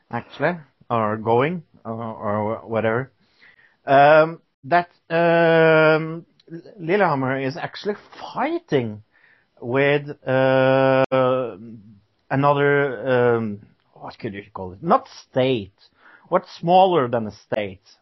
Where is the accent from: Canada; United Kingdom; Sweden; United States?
United Kingdom; I am British.